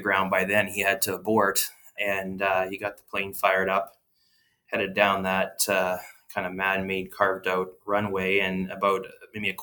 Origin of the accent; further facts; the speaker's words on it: Didsbury, Alberta, Canada; I grew up as a fourth generation on the family farm in south central Alberta, about an hour northwest of Calgary, a little place called Didsbury.